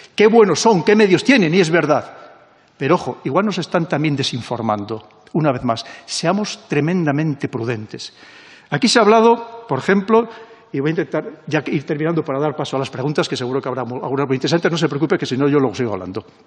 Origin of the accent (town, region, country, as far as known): Spain